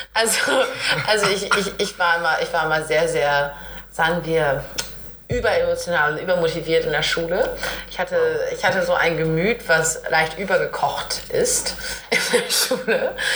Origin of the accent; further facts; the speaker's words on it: East Frisia, Lower Saxony, Germany; in Ostfriesland, wo ich groß geworden bin